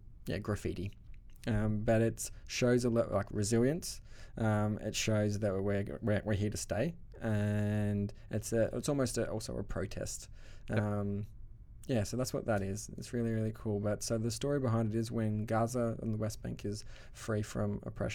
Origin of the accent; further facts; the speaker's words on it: Australia; accent: Australian; Australian accent. My accent is strong